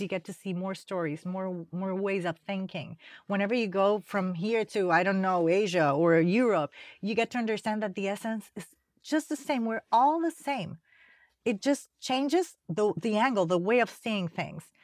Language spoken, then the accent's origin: English; Panama City, Panama; moved away as an adult; now in United States; I came from Panama